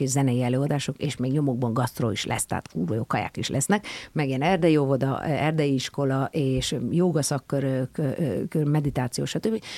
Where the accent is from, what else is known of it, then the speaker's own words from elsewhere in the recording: Pilis, Pest, Hungary; mert hogy a pilis ez egy szakrális hely, egyébként meg ott nőttem fel